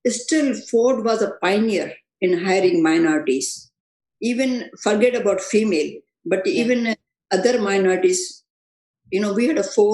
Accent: Gujarat, India; moved away as an adult; now in United States; I'm from, I grew up in Gujarat

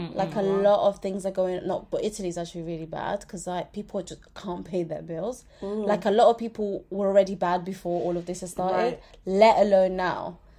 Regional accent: Nigeria; as a Nigerian

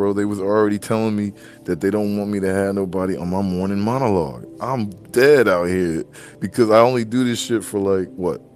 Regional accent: Maryland, United States; I'm from Maryland

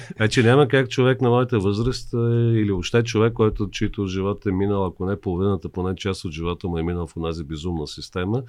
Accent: Varna, Varna Province, Bulgaria; now in Sofia, Bulgaria; аз съм от Варна.

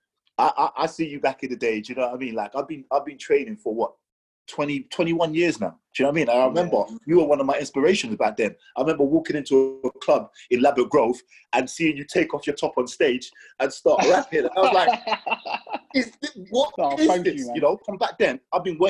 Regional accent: Nigeria; I'm Nigerian.

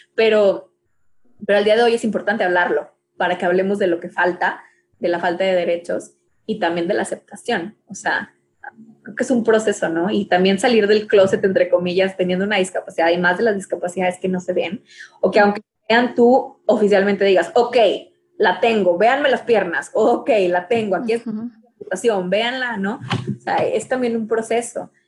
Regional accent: Mexico; me identifico como mexicana

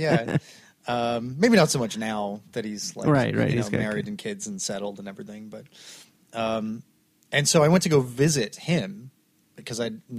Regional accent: Canada; also born or lived in Glasgow, Scotland; I'm Canadian born

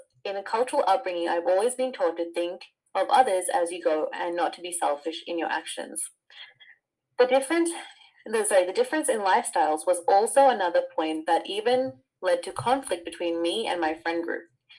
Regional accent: Fiji; I mean, I'm from Fiji and it's not so uncommon there either

